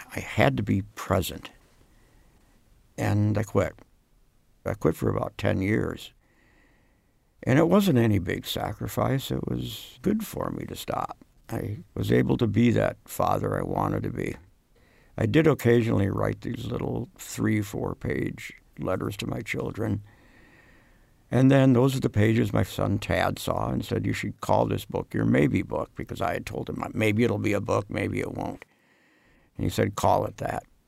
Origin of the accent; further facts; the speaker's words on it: Worthington, Minnesota, United States; moved away; Minnesota in general, in my hometown in particular, a town called Worthington, was really important